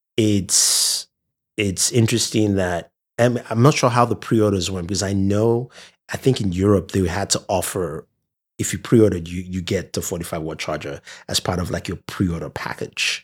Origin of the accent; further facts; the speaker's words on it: Nigeria; I'm from Nigeria